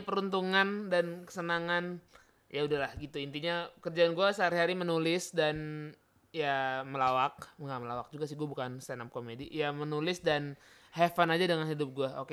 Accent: South Tangerang, Banten, Indonesia; gua warga Ciputa Timur

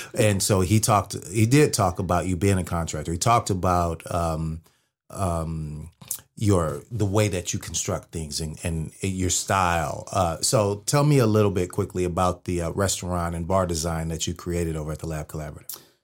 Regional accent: Bay Area, Northern California, United States; moved away; I'm from the Bay Area. I'm from Northern California

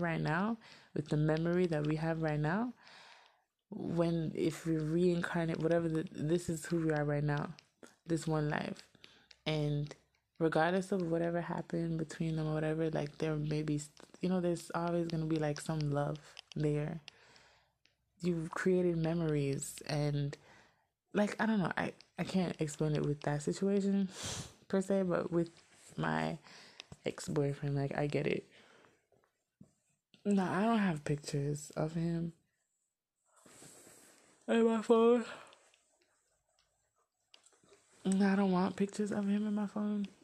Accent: Miami, Florida, United States; moved away; I'm from Miami

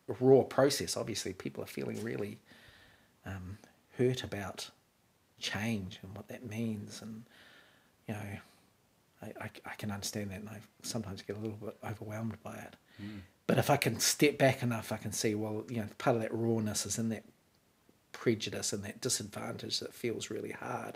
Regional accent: Wellington, New Zealand; accent: Kiwi; also born or lived in Wyoming; I grew up in Wellington

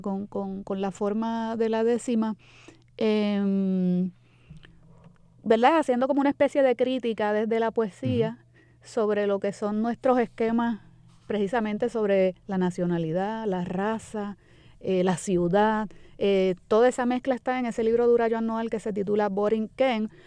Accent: Puerto Rico; somos los puertorriqueños

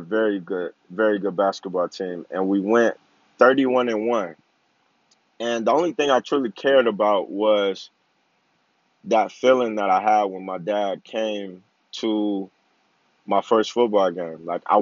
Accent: Flint, Michigan, United States; I played football, basketball, and baseball growing up in Flint, Michigan

